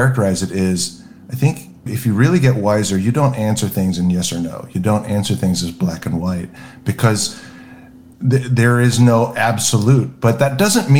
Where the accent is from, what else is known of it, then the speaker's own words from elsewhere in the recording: Southern California, United States; I grew up in Southern California